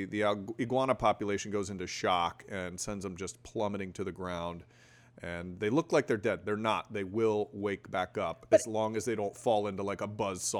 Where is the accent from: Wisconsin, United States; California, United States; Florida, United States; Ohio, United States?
Florida, United States; South; I grew up in South Florida.